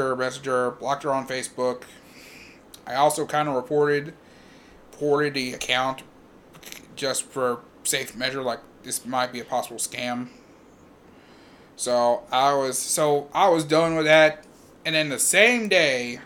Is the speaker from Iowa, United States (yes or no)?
no; Louisville, Kentucky, United States; I'm from Louisville.